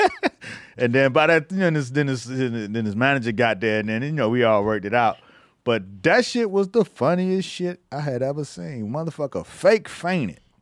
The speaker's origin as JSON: {"language": "English", "town": "Miami", "region": "Florida", "country": "United States", "moved": "yes", "said": "because I was from Miami, I was fresh out of Miami."}